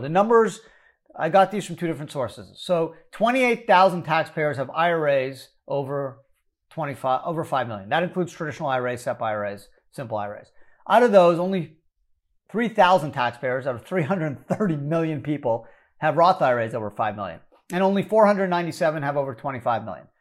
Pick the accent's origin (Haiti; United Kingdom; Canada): Canada; now in United States; I was born in Canada